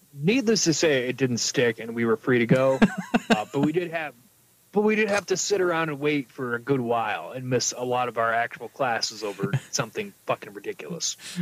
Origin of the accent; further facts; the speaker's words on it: New York, United States; moved away; we grew up in New York State, no. But the part of New York State we were in was like the South